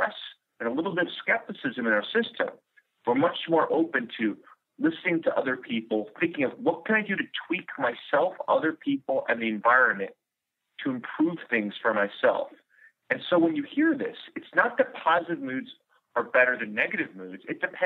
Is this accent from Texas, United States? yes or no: no; New York City, New York, United States; I'm from New York City